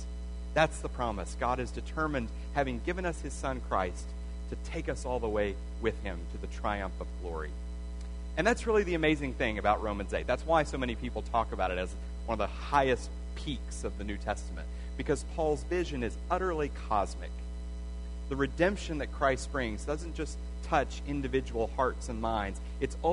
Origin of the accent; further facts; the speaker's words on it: Arkansas, United States; I grew up Southern Baptist in Arkansas, not too far from here.